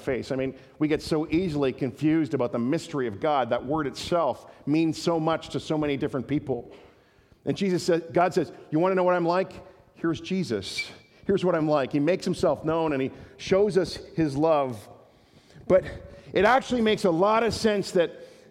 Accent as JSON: {"language": "English", "country": "Canada", "said": "we're Canadian"}